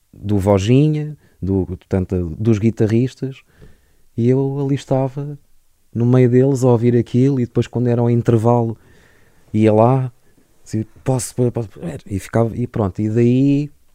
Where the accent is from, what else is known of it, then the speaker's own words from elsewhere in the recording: Lisbon, Portugal; also born or lived in Parada, Sabugal, Beira Alta; eu nasci em Lisboa e cresci uh, entre Lisboa e uh, uma, uma aldeia na Beira Alta que se chama Parada do Coa, Conselho de Sabugal